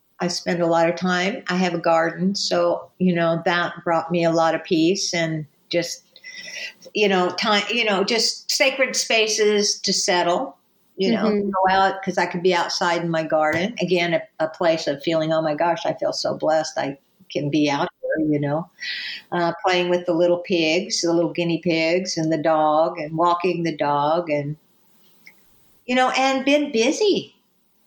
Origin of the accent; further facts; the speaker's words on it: California, United States; So I am a person from the United States and a person from California